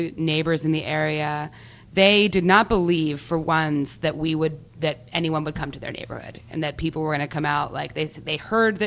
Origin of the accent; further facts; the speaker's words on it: Delaware, United States; moved away as an adult; also born or lived in Fairfax, Virginia; now in Philadelphia, United States; I'm actually originally from Delaware.